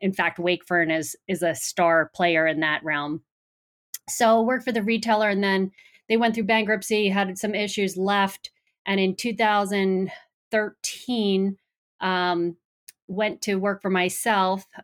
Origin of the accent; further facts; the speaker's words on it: Long Island, New York, United States; moved away as an adult; also born or lived in Boston; originally from New York, if you couldn't tell by my accent, uh, grew up on Long Island on the coast, and uh, went to school in New York